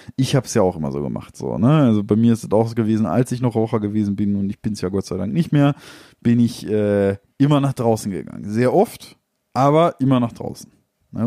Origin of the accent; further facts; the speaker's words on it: Ruhr area, North Rhine-Westphalia, Germany; wir sind ja aus dem Ruhrgebiet